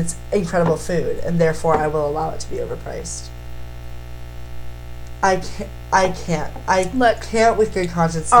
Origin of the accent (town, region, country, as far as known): Ohio, United States; born or raised there; moved away as an adult; now in Nashville, United States